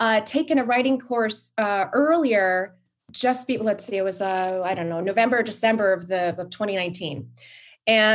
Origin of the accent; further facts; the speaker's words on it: Hawaii, United States; I'm from Hawaii